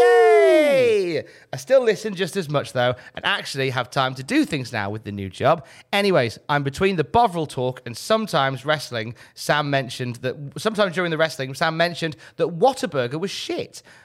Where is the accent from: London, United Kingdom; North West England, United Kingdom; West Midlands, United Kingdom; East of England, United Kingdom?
West Midlands, United Kingdom; Worcester; in Worcester, where I'm originally from